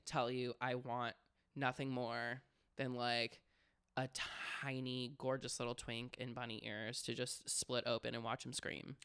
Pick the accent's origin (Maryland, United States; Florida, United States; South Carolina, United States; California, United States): Florida, United States; I grew up in Florida